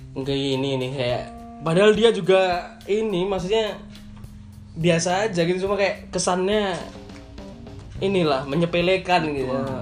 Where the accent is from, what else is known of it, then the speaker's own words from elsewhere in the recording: Yogyakarta, Special Region of Yogyakarta, Indonesia; kita orang Jogja ngomong aku kamu ya kita aku